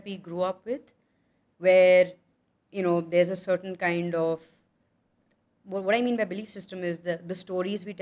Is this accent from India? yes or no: yes; Jaipur, Rajasthan, India; I come from Jaipur